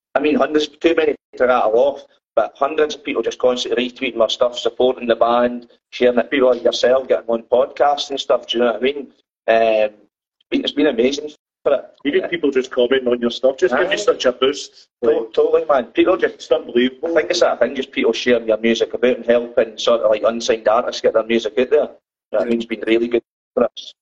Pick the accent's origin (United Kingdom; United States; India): United Kingdom; Dundee, Scotland; now in Glasgow, United Kingdom; I'm from Dundee. I just in Glasgow now